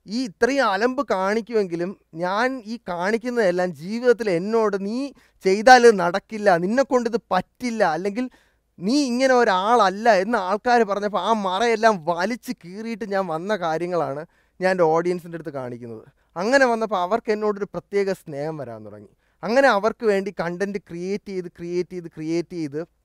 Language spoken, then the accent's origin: Malayalam; Thiruvananthapuram, Kerala, India; also born or lived in Delhi; ജനിച്ചതും വളർന്നതും എല്ലാം ട്രിവാൻഡ്രത്ത് തന്നെയാണ്